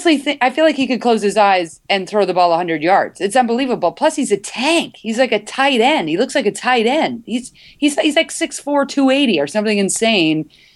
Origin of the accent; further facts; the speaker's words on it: Northeast, United States; now in California, United States; I grew up in the Northeast